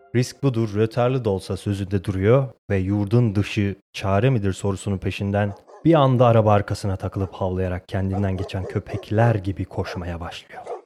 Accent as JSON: {"language": "Turkish", "country": "Turkey", "also_born_or_lived": "Kalkan / Istanbul"}